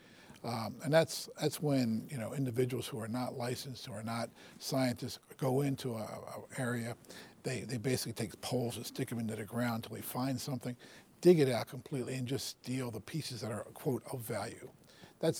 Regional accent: Baltimore, Maryland, United States; I grew up in Baltimore

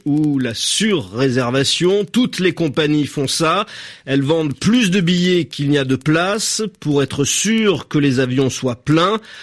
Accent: French Guiana, France; nous sommes français, nous sommes un département assez riche, grand

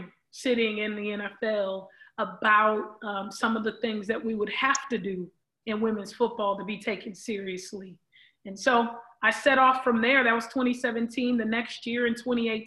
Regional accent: Los Angeles, California, United States; growing up in South Central LA with the guys

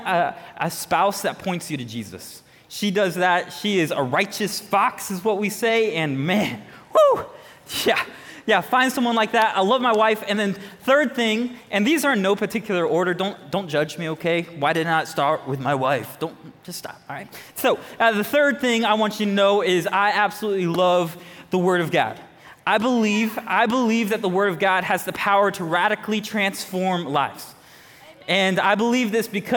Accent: Jacksonville, Florida, United States; moved away; I'm originally from Jacksonville, Florida.

